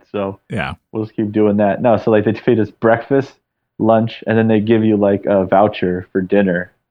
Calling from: St. Paul, Minnesota, United States; I'm calling from St. Paul, Minnesota. Oh shit, Jesus. So, so I'm uh, training at uh, a facility out here at our headquarters.

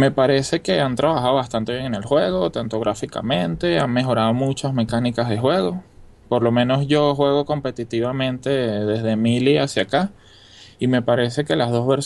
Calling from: Venezuela; de Venezuela.

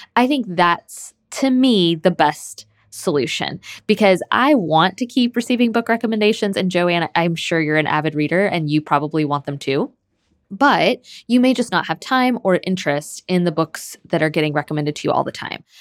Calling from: Michigan, United States; I'm calling from Michigan.

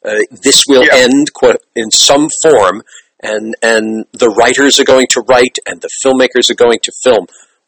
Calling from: New York, United States; I'm calling you from New York

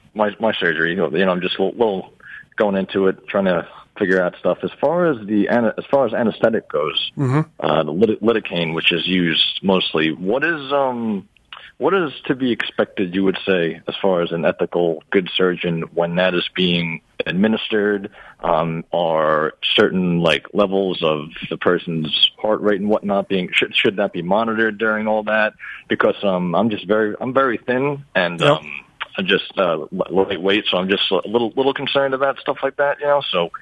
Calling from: New York City, New York, United States; in NYC.

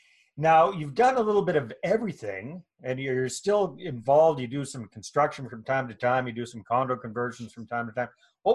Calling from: Kamloops, British Columbia, Canada; I'm here in beautiful Kamloops, British Columbia

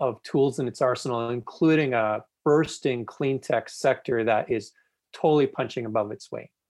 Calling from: Calgary, Alberta, Canada; I'm joining you from Calgary, Alberta.

